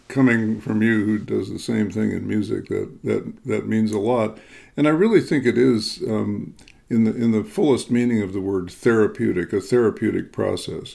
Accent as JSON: {"language": "English", "town": "Chicago", "region": "Illinois", "country": "United States", "tie": "born or raised there", "also_born_or_lived": "upper Midwest", "said": "I grew up in the Chicago area, so I'm very accustomed to hard winters"}